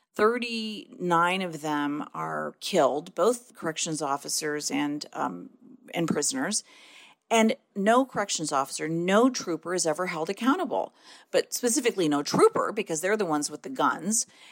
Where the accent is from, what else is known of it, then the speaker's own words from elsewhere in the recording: Detroit, Michigan, United States; growing up in Detroit and you know growing up in a in an overwhelmingly Black city